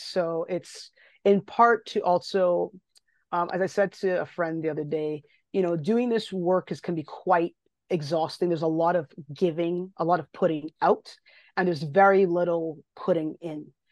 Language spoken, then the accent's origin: English; Barbados; moved away as an adult; now in Ontario, Canada; I grew up in Barbados, I grew up in the Caribbean. Um, I didn't leave, didn't leave until I was eighteen.